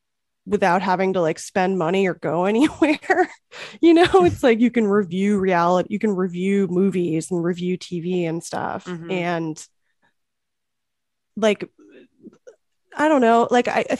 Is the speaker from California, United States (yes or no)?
yes; Los Angeles, California, United States; I'm from LA.